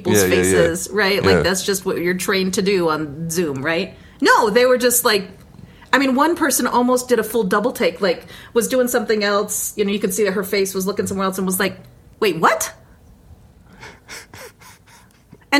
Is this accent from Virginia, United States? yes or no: no; New Mexico, United States; everybody knows I'm from New Mexico.